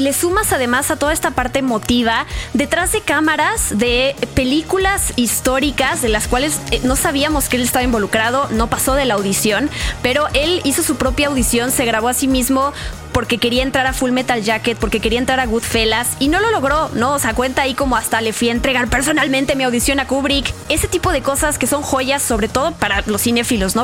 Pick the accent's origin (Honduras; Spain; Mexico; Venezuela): Mexico; como mexicanos nos emociona saber